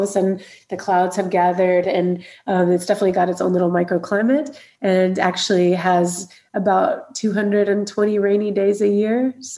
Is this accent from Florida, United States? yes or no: no; Alabama, United States; moved away as an adult; also born or lived in New Orleans, Louisiana, United States; now in San Sebastian, Spain; So I'm originally from Alabama in the USA.